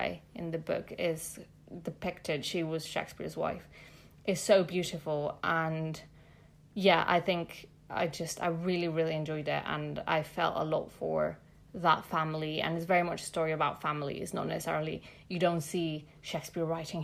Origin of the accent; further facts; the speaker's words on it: Mexico City, Mexico; now in London, United Kingdom; I'm from Mexico City